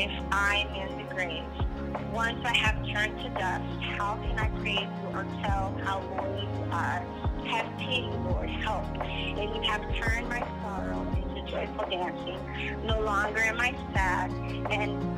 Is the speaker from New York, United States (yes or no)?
no; Junction City, Kansas, United States; moved away as an adult; now in Boquete, Panama; from Junction City, Kansas, born and raised